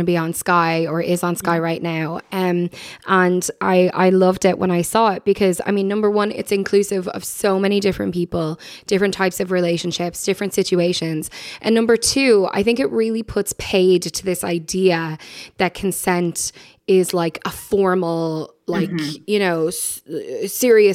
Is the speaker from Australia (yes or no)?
no; Ireland; we have a culture of silence and discomfort around sex as Irish people